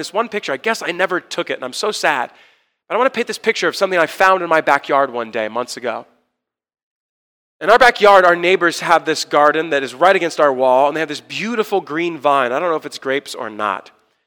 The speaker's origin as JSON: {"language": "English", "area": "Orange County", "region": "California", "country": "United States", "tie": "born or raised there", "said": "I was born and raised a Christian in Orange County"}